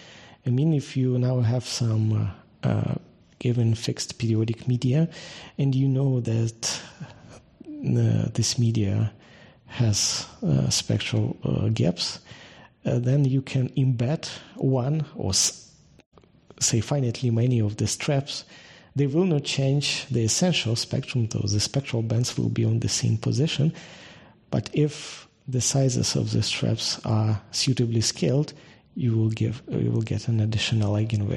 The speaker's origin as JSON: {"language": "English", "town": "Kharkiv", "region": "Kharkiv Oblast", "country": "Ukraine", "tie": "born or raised there", "said": "I'm originally from Ukraine. I was born in Ukraine and spent the most of my life there. In particular, I finished my the university here. My hometown is Kharkiv."}